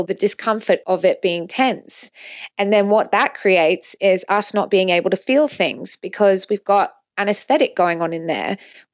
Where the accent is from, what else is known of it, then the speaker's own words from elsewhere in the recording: Dubai, United Arab Emirates; I grew up in a Muslim country. I grew up in Dubai mainly